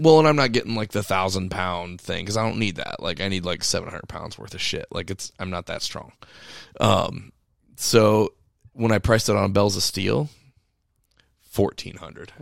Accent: United States; us as the American people

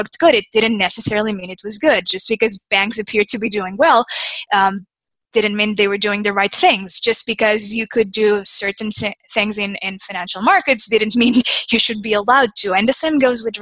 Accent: Portugal; now in United States; I'm from Portugal. I came to the U.S. in 2005.

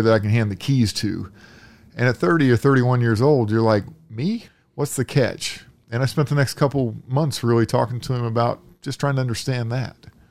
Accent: Indianapolis, Indiana, United States; I grew up here in Indianapolis as a kid

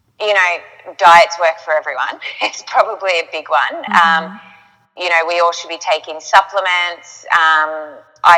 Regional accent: Yarrawonga, Victoria, Australia; I'm from Yarrawonga, Mooala, up on the border of New South Wales and Victoria

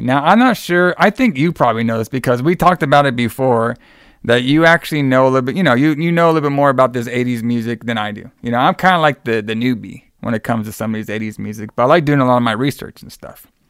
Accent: Texas, United States; flying back to the home state of Texas, brother, my home state at least

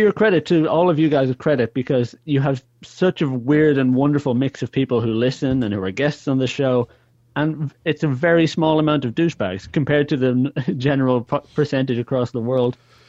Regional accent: Ireland; And I'm like, no, I'm not British. So, oh, I know you're Irish, but you know, you're both, right? You're Irish and British.

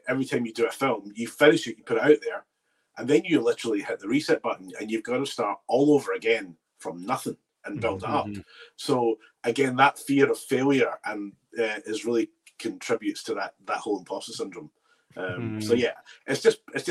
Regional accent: Bearsden, Scotland, United Kingdom; I grew up in Bearsden

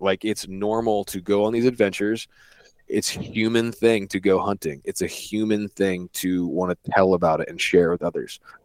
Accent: East Coast, United States; I grew up on the East Coast, so my dad had me out in, like, dove fields and stuff when I was seven, eight years old

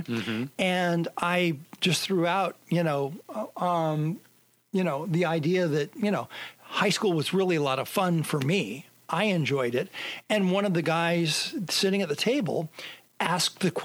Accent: San Jose, California, United States; San Jose is where I grew up

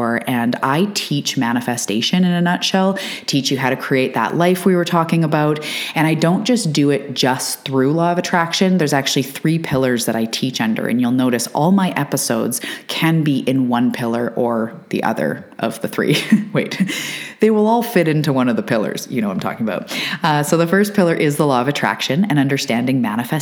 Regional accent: Canada; I'm a Canadian

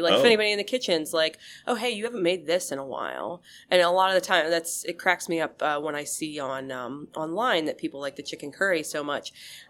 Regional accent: Penns Valley, Pennsylvania, United States; I grew up in Penns Valley.

